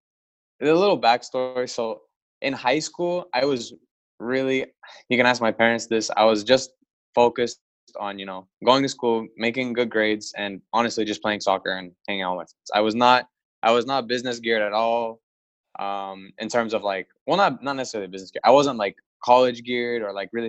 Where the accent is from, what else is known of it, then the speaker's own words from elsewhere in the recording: Oviedo, Florida, United States; also born or lived in Orlando, Florida; now in Lakeland, United States; I was born in Orlando. I lived in Florida my whole life. I lived in Oviedo for most of it. I graduated from Hagerty High School, and I grew up in that area for most of my life